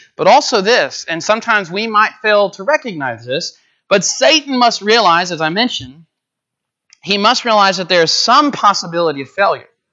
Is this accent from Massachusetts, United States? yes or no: no; Coldspring, Texas, United States; also born or lived in Conroe, Texas; my hometown's a little bit north of Houston, Cold Spring, Texas